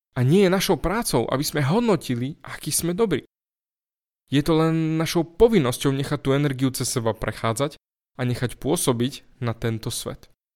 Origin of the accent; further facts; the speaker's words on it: eastern Slovakia, Slovakia; u nás na východe